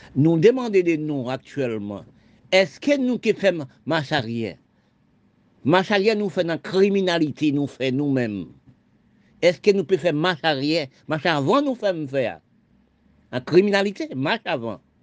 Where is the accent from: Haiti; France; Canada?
Haiti; Je suis né en Haïti.